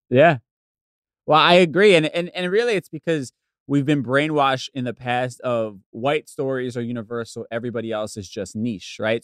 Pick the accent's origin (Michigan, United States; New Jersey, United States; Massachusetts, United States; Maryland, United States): New Jersey, United States; suburbs of; also born or lived in Bronx, New York; we moved from from the Bronx to the suburbs of Jersey when I was really young